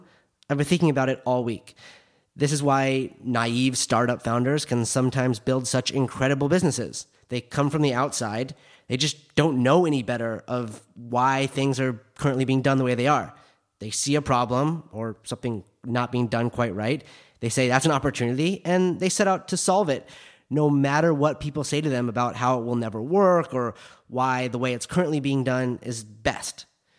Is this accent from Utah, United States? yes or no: yes; Park City, Utah, United States; My friends that I grew up with in Park City that work in the ski industry now, they're all really, really happy.